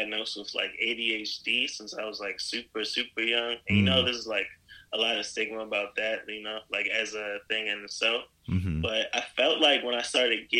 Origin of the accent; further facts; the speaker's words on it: Baltimore, Maryland, United States; I'm from Baltimore